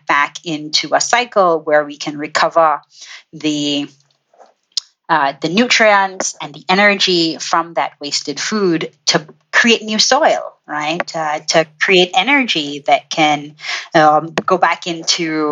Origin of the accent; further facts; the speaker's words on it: Trinidad & Tobago; moved away; I am originally from Trinidad and Tobago in the Caribbean, and spent my formative years on one of the most industrial tropical islands that you might come across.